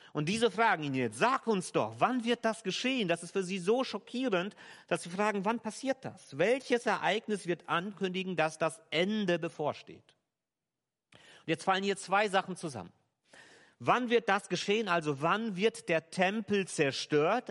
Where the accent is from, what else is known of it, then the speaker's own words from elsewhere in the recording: Germany; hier bei uns in Deutschland